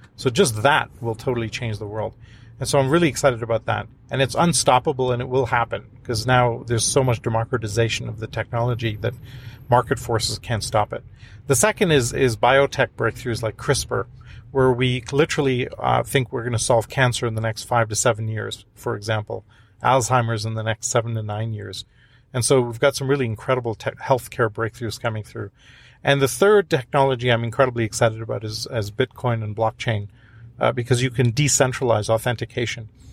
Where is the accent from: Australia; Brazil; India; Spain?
India; moved away; I'm from India originally